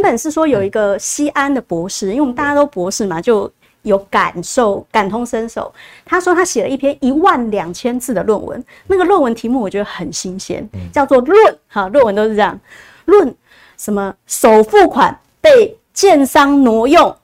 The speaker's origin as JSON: {"language": "Chinese", "country": "Taiwan", "said": "我们台湾人"}